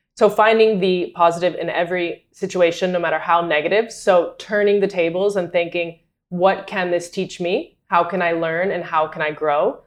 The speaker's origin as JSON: {"language": "English", "region": "North Carolina", "country": "United States", "tie": "born or raised there", "also_born_or_lived": "Madrid, Spain", "moved": "as an adult", "said": "I was born and raised in North Carolina"}